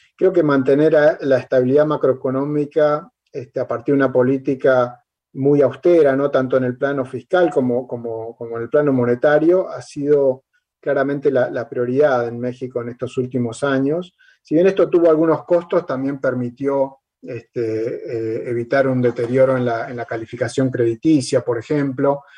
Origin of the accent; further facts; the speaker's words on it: Argentina; como argentino